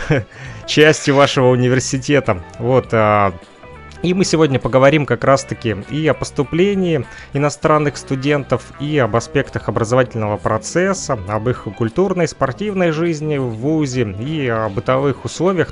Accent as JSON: {"language": "Russian", "town": "Kirovsk", "region": "Luhansk Oblast", "country": "Ukraine"}